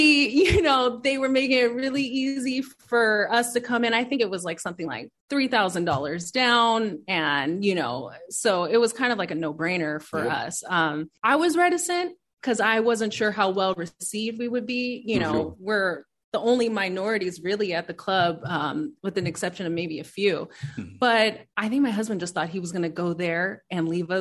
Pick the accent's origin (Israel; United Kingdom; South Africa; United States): United States; Inglewood, California; also born or lived in Orange County, California; I grew up in Inglewood and then I also grew up in Orange County. But I preferred Inglewood better